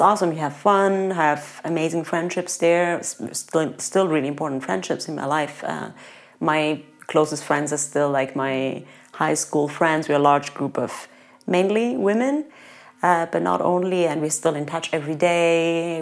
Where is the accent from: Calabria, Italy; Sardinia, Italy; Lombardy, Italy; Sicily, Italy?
Calabria, Italy; moved away as an adult; There's actually a DOP pecorino DOP from uh, from my town, actually mm. from my hometown. There's a pecorino crotonese.